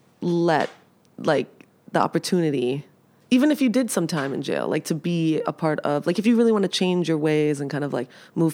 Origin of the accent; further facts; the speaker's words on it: New York City, New York, United States; I grew up in Pelham Parkway.